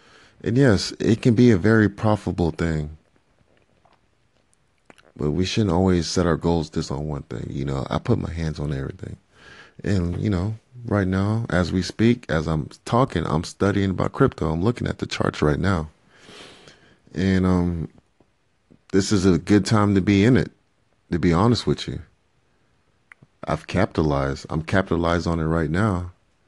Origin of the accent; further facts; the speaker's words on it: Liberia; or even go back to my home country and to provide for my family. And as I end this part of the 5 minutes, you know, earlier this week, you know, I got a random call from a family member back in Liberia.